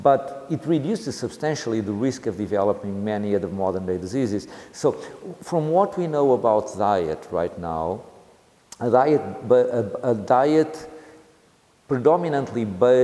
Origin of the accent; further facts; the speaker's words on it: Leiria, Centro, Portugal; I'm from Leiria near Coimbra